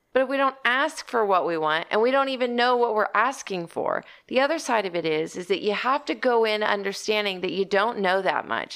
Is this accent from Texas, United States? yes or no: yes; Texas, United States; I'm from Texas